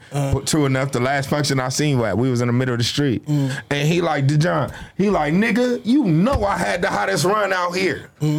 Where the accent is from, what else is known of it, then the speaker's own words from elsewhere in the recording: Long Beach, California, United States; I'm from Long Beach, so we gonna call Long Beach LA.